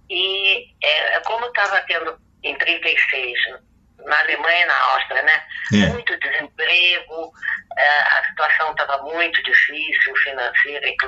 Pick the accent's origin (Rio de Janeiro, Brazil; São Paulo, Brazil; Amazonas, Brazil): Rio de Janeiro, Brazil; Eu nasci no Rio, mas em 39